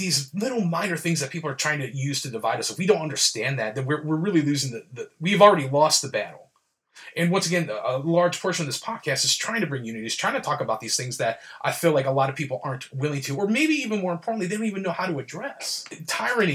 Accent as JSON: {"language": "English", "country": "United States", "said": "I'm an American."}